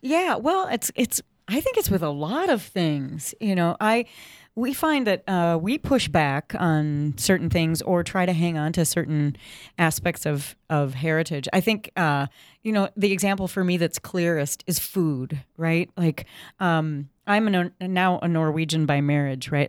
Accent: Saint Paul, Minnesota, United States; I grew up in Saint Paul in the Twin Cities

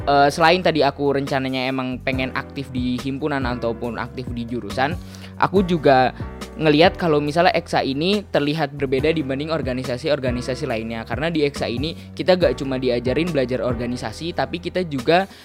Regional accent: Bogor, West Java, Indonesia; Aku asal dari Bogor, Jawa Barat di situ juga aku lahir.

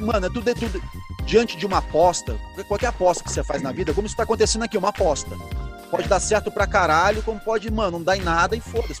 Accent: Rio de Janeiro, Brazil; moved away as an adult; now in São Paulo, Brazil; Penha, que é a minha quebrada, onde eu morava no Rio de Janeiro

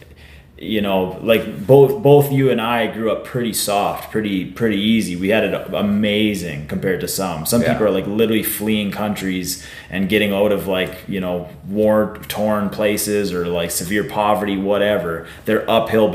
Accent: Warman, Saskatchewan, Canada; I grew up in Warman.

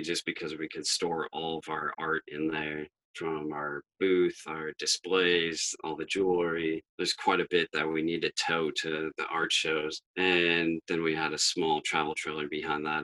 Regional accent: Maine, United States; We're actually from Maine

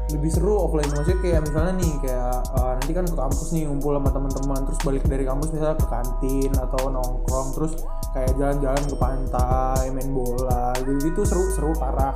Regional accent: Medan, North Sumatra, Indonesia; now in Bali, Indonesia; aku dari Medan

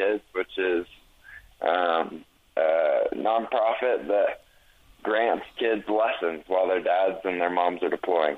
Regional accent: Utah, United States; I'm from Utah

